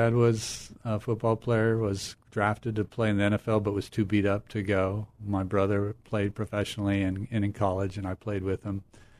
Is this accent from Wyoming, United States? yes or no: yes; Wyoming, United States; moved away as an adult; also born or lived in Montana; now in Cambridge, Massachusetts, United States; I grew up, I actually was born in Montana, but I was raised in Wyoming.